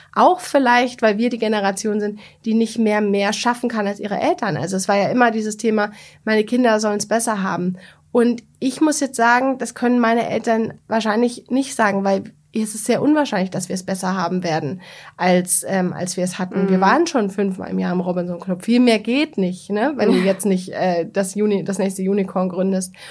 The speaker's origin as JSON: {"language": "German", "region": "Bavaria", "country": "Germany", "said": "ich komme aus Bayern"}